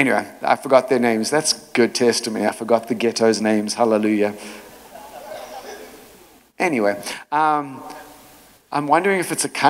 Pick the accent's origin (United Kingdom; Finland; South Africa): South Africa; moved away; also born or lived in Chicago; when I was growing up in South Africa, I was born in a time called apartheid.